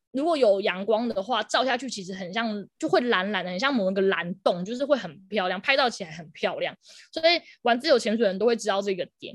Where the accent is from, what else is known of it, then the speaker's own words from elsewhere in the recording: Pingtung County, Taiwan; moved away; also born or lived in Taipei; 我要顺便回南部啊，就我是屏东人，所以我想说顺便回屏东工作